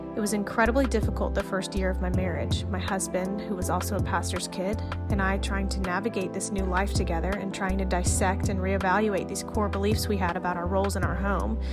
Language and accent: English; East Tennessee, United States; I grew up in East Tennessee